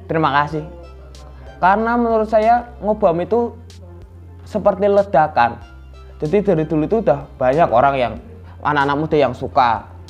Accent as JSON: {"language": "Indonesian", "region": "Java", "country": "Indonesia", "said": "apalagi kita orang Jawa"}